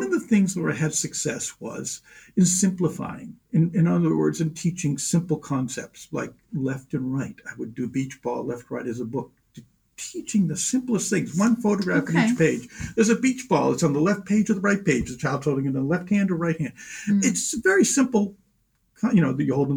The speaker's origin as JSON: {"language": "English", "town": "Kennebunk", "region": "Maine", "country": "United States", "tie": "born or raised there", "said": "I grew up in Kennebunk"}